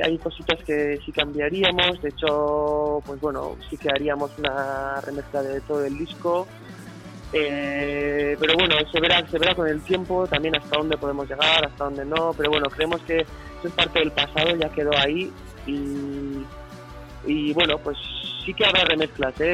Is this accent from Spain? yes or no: yes; Basque Country, Spain; first language Basque; Spanish is a second language; en euskera pues lo cantamos porque es nuestra lengua madre